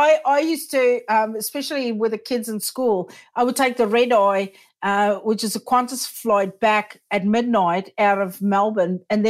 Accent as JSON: {"language": "English", "country": "South Africa", "also_born_or_lived": "United States / United Kingdom", "moved": "yes", "lives_now": "New Zealand", "said": "I immigrated from South Africa first to the US, then to the UK, then back to South Africa, then to New Zealand."}